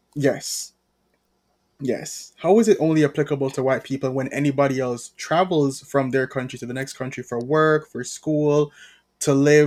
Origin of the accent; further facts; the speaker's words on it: Jamaica; as a Jamaican